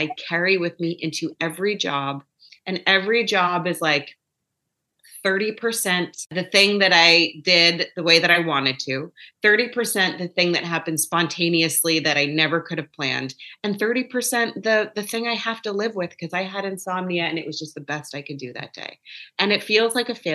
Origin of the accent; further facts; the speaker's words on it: New York City, New York, United States; also born or lived in Los Angeles; growing up in New York City